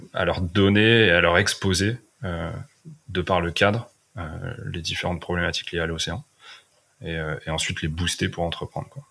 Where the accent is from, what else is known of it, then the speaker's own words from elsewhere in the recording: Fontainebleau, Île-de-France, France; moved away as an adult; also born or lived in Brittany / Paris / Los Angeles; now in Finistère, France; j'ai grandi à Fontainebleau, donc en région parisienne, en Seine-et-Marne.